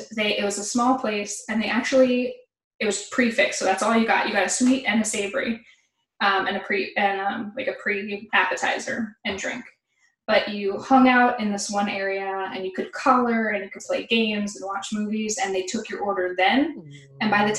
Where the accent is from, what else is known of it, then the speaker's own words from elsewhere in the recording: Boca Raton, Florida, United States; I'm from South Florida, Boca Raton, and then I went to school at UCF.